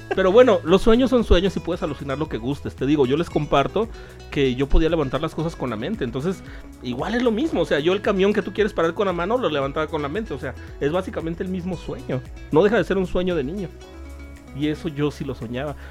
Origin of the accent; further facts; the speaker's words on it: Guadalajara, Jalisco, Mexico; yo me crié en el Hospicio Cabañas de aquí de Guadalajara